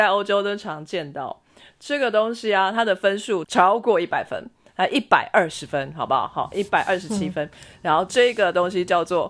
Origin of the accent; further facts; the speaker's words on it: China; 我一直在想三文鱼，我是中国人，我老。